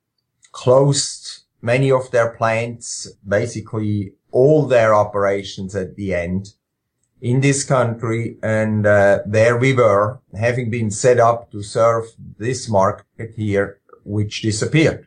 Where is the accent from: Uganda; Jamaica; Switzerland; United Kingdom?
Switzerland; moved away as an adult; now in Jefferson, Georgia, United States; I grew up in Switzerland, spent the first part of my life there. Actually, did all my school education in Switzerland